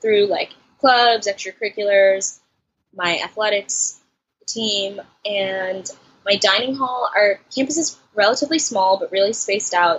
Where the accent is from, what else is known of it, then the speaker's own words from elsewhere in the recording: New York City, New York, United States; I'm from New York City